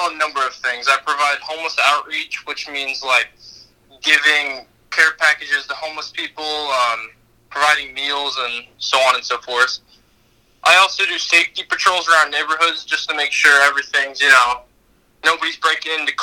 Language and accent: English; Bloomington, United States; I was born in Bloomington. I've been here for about 25 years.